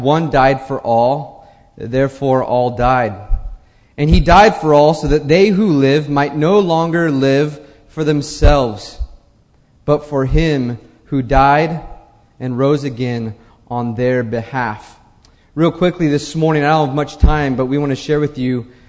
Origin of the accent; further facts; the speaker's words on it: United States; I'm an American